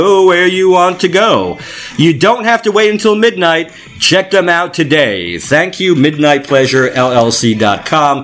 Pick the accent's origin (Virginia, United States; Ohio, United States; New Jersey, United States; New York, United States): New Jersey, United States; Manalapan; I grew up in Manalapan